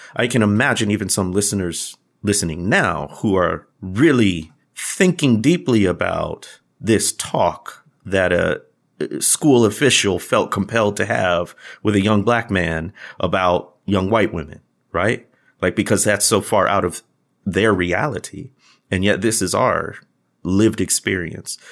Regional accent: Midwest, United States; these two Midwest guys grown up black

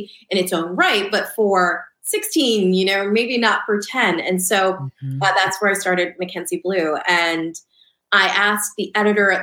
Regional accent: suburban New Jersey, United States; also born or lived in Lancaster, Pennsylvania; Then my family moved to Southern New Jersey. So I was raised in suburban

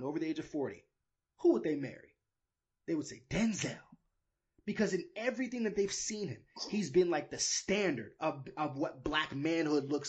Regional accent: New York, United States; also born or lived in Miami, Florida; I was born in Miami and I was raised in New York

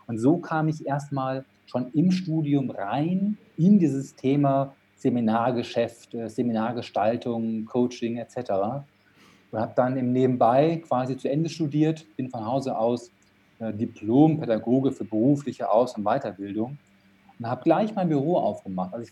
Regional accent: Dortmund, North Rhine-Westphalia, Germany; born there; ich bin in Dortmund geboren und habe das auch das Glück gehabt, in Dortmund studieren zu dürfen.

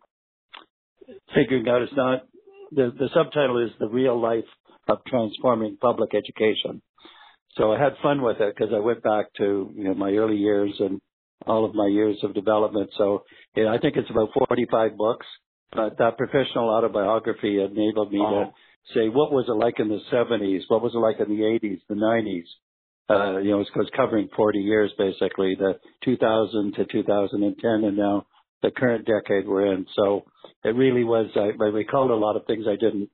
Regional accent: Toronto, Ontario, Canada; So we grew up here in Toronto. I'm still based here.

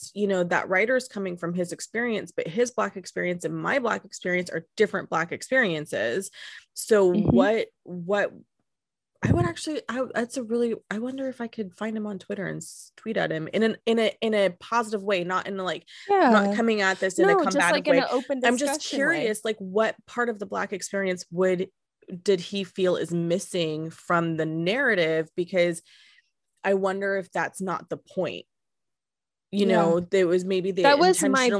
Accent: Modesto, California, United States; growing up in Modesto, California, your blackness isn't the same as growing up in Oakland

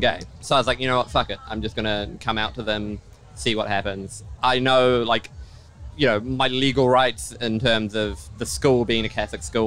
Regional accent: Auckland, New Zealand; I grew up in Auckland

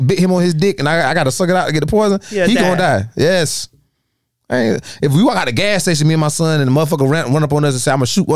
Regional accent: Darlington, South Carolina, United States; I grew up 30 seconds from Mayo High School

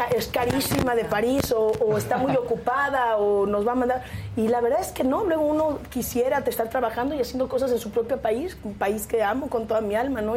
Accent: Mexico; salí de casa de mis padres como buena mexicana viniendo de una familia muy conservadora

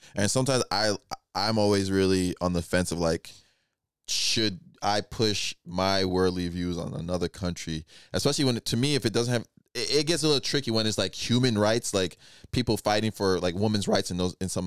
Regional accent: Nigeria; first language Igbo; English is a second language; moved away as an adult; Born in Nigeria, high school in Nigeria.

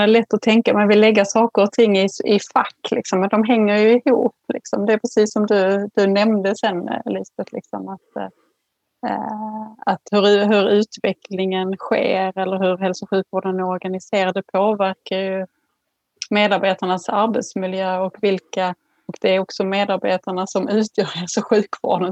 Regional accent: Skåne, Sweden; jag är född och uppvuxen i Skåne

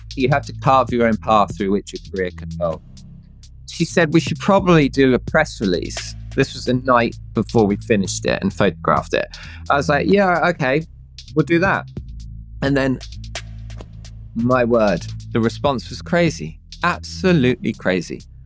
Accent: Bedfordshire, East of England, United Kingdom; I grew up in the UK in a small town in a county called Bedfordshire.

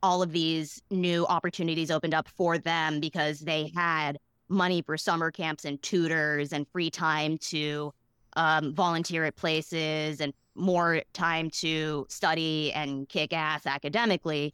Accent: Boston, Massachusetts, United States; I grew up in Boston

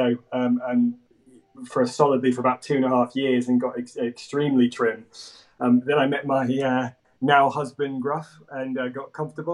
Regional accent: Jersey; I grew up in Jersey in the Channel Islands

